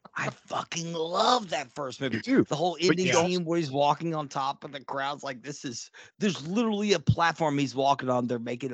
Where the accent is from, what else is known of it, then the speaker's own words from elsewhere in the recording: United States; I have terrible accents. I'm sorry. I'm an American.